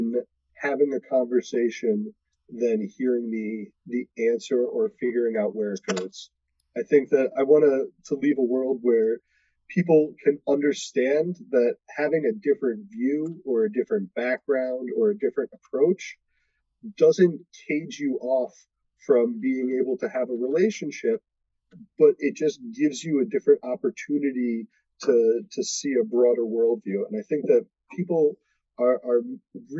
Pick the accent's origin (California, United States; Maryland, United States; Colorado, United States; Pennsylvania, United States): Maryland, United States; Baltimore; I grew up in Baltimore